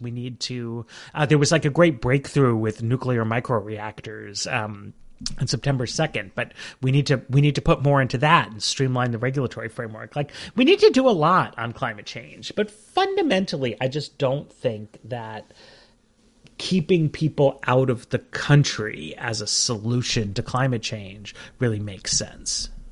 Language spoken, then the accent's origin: English; New York, United States; moved away; I grew up in New York